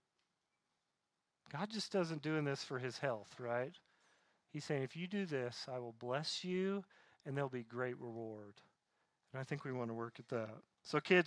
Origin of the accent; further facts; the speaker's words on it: Southeast, United States; Growing up in the Southeast